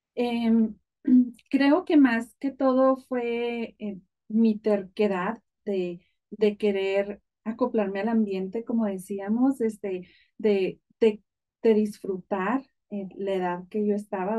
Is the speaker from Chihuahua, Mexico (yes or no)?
yes; Ejido Constitución, Chihuahua, Mexico; now in United States; yo soy del estado de Chihuahua, de un pueblito muy, muy pequeño, de hecho no, no es pueblo, es un ejido, se llama eh, Ejido Constitución